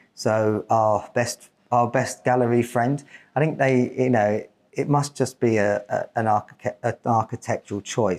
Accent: Portsmouth, South East England, United Kingdom; obviously we're from Portsmouth. Yes. And obviously this is our gallery of our city, and so, but we've both grown up here

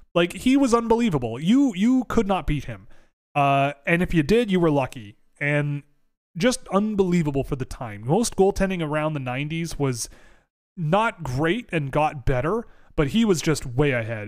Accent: Toronto, Ontario, Canada; I gr, I grew up in Toronto

